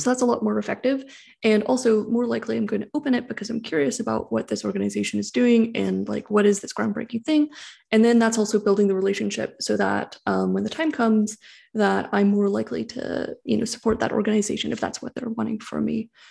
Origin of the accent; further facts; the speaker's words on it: San Francisco Bay Area, California, United States; I grew up in the San Francisco Bay Area